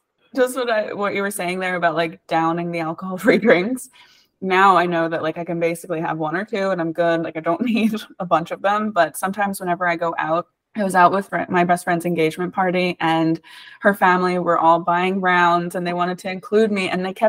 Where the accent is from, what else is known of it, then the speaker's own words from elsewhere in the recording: Ireland; also born or lived in United States; because I moved back and forth from Ireland to the US a bunch whenever I was a kid. So I was always the new kid. In America, I was the weird Irish kid. In Ireland, I was the weird American kid.